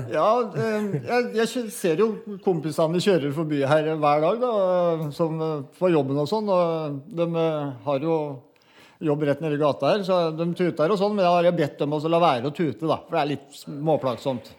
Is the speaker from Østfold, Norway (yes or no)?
yes; Mysen, Østfold, Norway; Jeg kommer fra Mysen, jeg eh, bor 20 minutter nede i gata her.